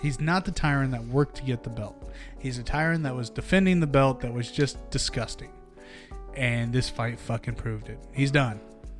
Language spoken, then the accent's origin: English; United States; I'm American.